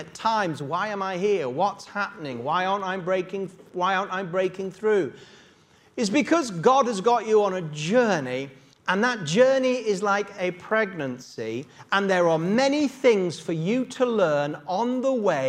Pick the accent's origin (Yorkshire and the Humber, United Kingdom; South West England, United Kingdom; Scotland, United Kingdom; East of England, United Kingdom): Yorkshire and the Humber, United Kingdom; Yorkshire Dales; now in London, United Kingdom; I was brought up in the Yorkshire Dales, and for many years as a young Yorkshire boy